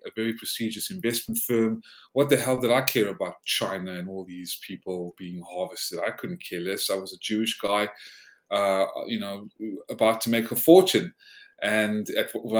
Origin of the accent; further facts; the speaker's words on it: South Africa; also born or lived in Georgia, United States; now in United States; they fled to South Africa. That was where I was born. And I immigrated to the States in 1995 to become the first American citizen in my family.